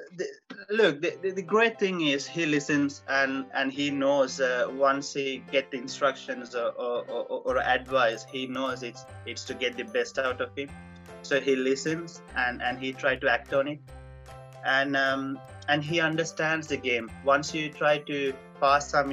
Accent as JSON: {"language": "English", "town": "Colombo", "region": "Western Province", "country": "Sri Lanka", "moved": "as an adult", "lives_now": "England", "said": "I am from Colombo, yeah. That's my home."}